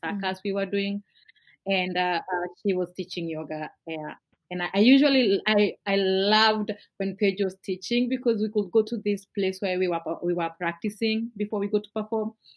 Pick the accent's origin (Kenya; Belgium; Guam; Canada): Kenya; Nairobi; I grew up in a in Nairobi in an area called Kariobangi, Kariobangi North